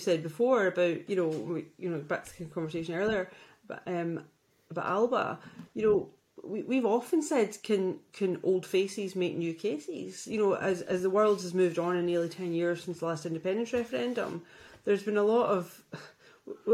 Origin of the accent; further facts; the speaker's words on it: Glasgow, Scotland, United Kingdom; I'm from the East End